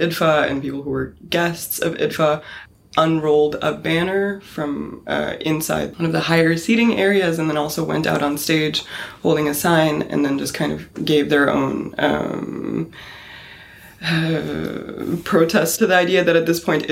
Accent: Bosnia & Herzegovina; somebody that was born out of and came out of a very recent genocide and aggression in a Bosnian context

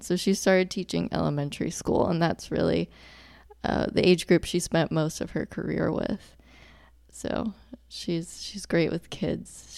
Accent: Charlotte, North Carolina, United States; also born or lived in Dallas, Texas / Chapel Hill, North Carolina; I really grew up in Charlotte. I went, started kindergarten in Charlotte

